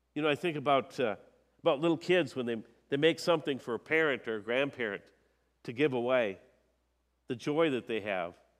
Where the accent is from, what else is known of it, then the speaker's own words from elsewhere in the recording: Minnesota, United States; I'm a Minnesotan